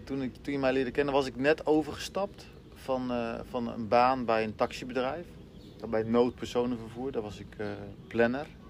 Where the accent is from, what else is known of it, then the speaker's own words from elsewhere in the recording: Ede, Gelderland, Netherlands; ik kom uit Ede, ik woon in Ede